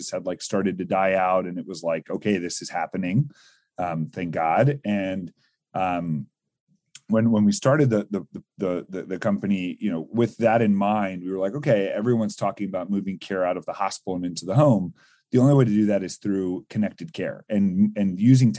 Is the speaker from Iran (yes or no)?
no; Northern Virginia, United States; I grew up in like the Northern Virginia area near DC